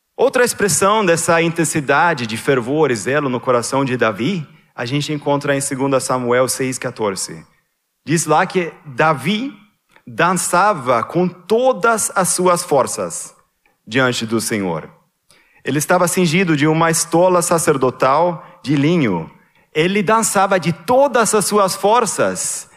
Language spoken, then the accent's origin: Portuguese; Sweden; moved away; Lá na Suécia, na, na igreja evangélica onde eu cresci